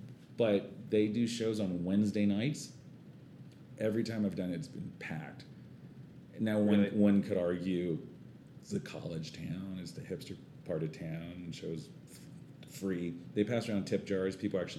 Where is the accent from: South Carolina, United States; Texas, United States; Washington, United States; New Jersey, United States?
Texas, United States; San Antonio; I'm from San Antonio.